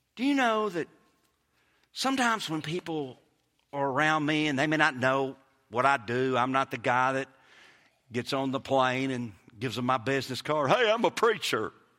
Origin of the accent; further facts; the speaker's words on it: Kosciusko, Mississippi, United States; accent: Mississippi; moved away as an adult; also born or lived in Hattiesburg, Mississippi / Clinton, Mississippi; now in Florida, United States; I was born in Hattiesburg, raised in Kosciuszko, moved to Clinton High School, and I'm telling you, people make fun of my accent.